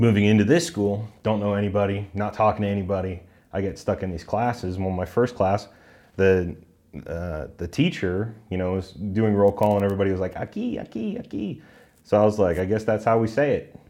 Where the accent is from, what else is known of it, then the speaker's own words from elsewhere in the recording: Southern California, United States; also born or lived in Irvine, California / San Juan Capistrano, California; now in Colorado, United States; growing up in Southern California